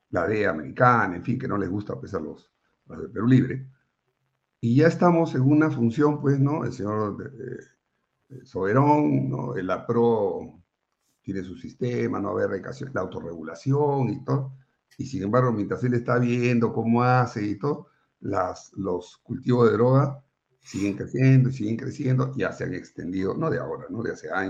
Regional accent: Colombia; Yo no podía creer que un pueblo como el colombiano, bueno, tampoco nunca me imaginé que nosotros íbamos a estar en esta situación

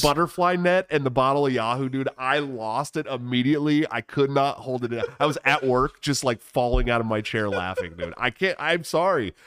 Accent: Oakland, California, United States; I grew up in Oakland

